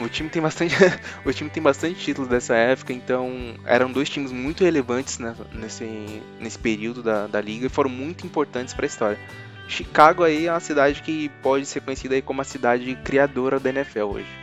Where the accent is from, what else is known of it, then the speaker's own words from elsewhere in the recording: São Paulo, Brazil; a gente é do Zona Sul, a gente tem mais referências da, da Zona Sul